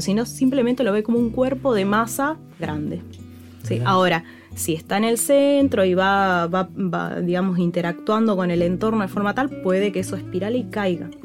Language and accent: Spanish; San Rafael, Mendoza, Argentina; yo soy de San Rafael Mendoza y a mí me fascinó la astronomía con el cielo de San Rafael Mendoza